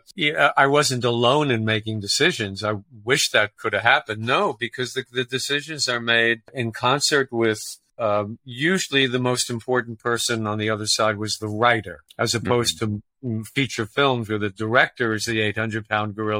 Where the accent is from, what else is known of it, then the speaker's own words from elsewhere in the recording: New York City, New York, United States; now in Los Angeles, United States; I was born and raised in Brooklyn, New York.